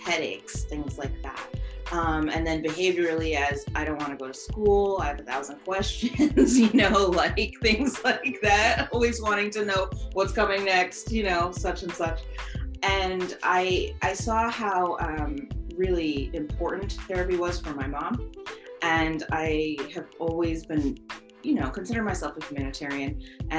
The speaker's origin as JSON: {"language": "English", "region": "Vermont", "country": "United States", "tie": "born or raised there", "said": "I grew up in Vermont"}